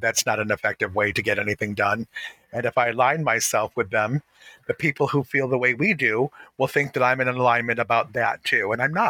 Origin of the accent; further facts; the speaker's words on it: Detroit, Michigan, United States; growing up in Detroit, surrounded by Black people